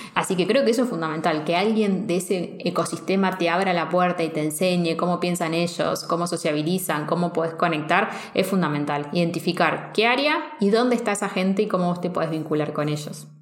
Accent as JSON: {"language": "Spanish", "country": "Argentina", "said": "vengo de Argentina"}